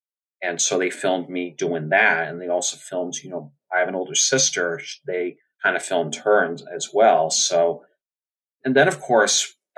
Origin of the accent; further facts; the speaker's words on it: Seekonk, Massachusetts, United States; I am from Seekonk, Massachusetts, near Providence, Rhode Island.